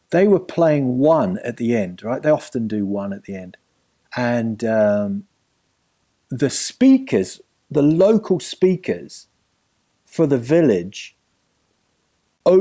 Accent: New Zealand; moved away as an adult; also born or lived in England; now in London, United Kingdom; growing up in New Zealand

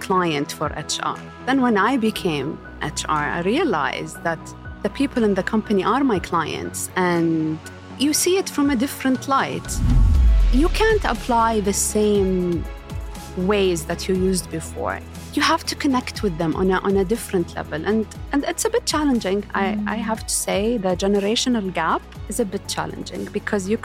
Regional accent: Riyadh, Riyadh Province, Saudi Arabia; I was born and raised in Saudi, in Riyadh specifically

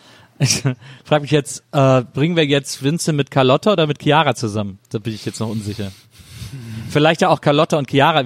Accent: Bonn, North Rhine-Westphalia, Germany; Aus Bonn, meiner Geburtsstadt

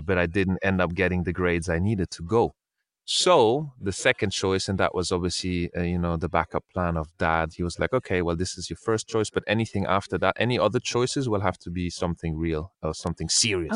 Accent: Brussels, Brussels-Capital Region, Belgium; moved away as an adult; also born or lived in Spain / England; now in London, United Kingdom; I was born in Spain, but I grew up in Brussels, in Belgium, and then now I live in England

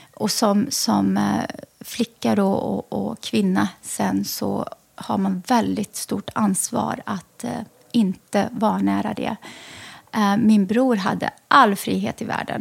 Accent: Lidköping, Västra Götaland, Sweden; moved away; also born or lived in Lebanon / Västerås; jag växte upp i Lidköping i Västra Götaland

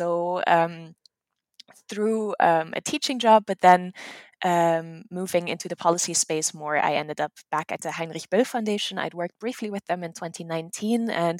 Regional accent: Netherlands; English is a second language; now in United States; I am from the Netherlands. My mom is German-American, so there is a little bit of a family connection to the US.

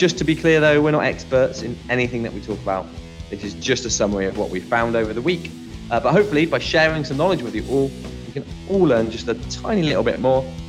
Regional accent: near Bristol, South West England, United Kingdom; accent: West Country; people tell me I sound like I'm from the West Country. I know me and Ollie are actually from sort of around there, like nearly close to Bristol. We're from somewhere near there.

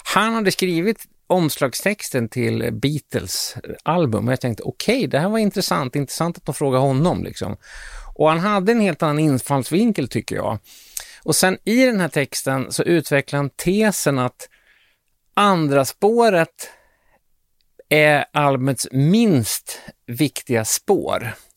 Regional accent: Sweden; som svensk musikjournalist

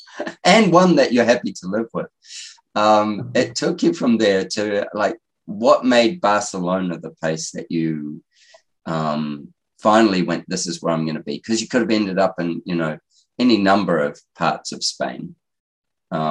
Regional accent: New Zealand; moved away; I'm always going to be a New Zealander

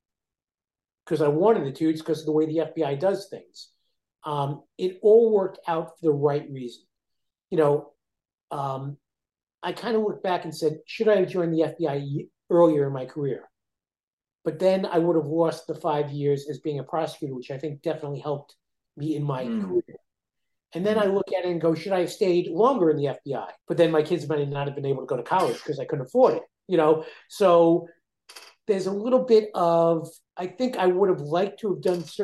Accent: New York, United States; I'm a New Yorker. You know, I came from New York

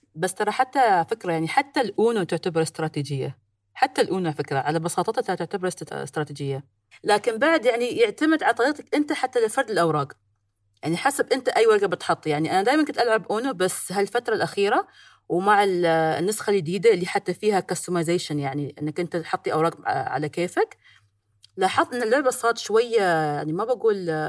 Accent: United Arab Emirates; بين الامارات والهند صار الكرك متداول عندنا

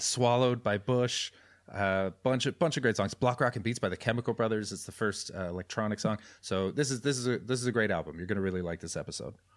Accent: Surrey, British Columbia, Canada; born or raised there; moved away

